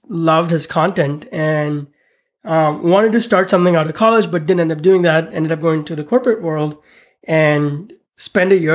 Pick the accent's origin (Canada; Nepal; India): India; also born or lived in Pittsburgh / Connecticut / San Francisco; now in United States; growing up in India, two of my uncles